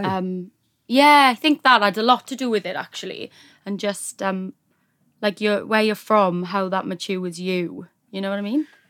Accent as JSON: {"language": "English", "town": "Neath", "region": "Wales", "country": "United Kingdom", "said": "I am from Wales, South Wales, Neath, Neath-Batolford area."}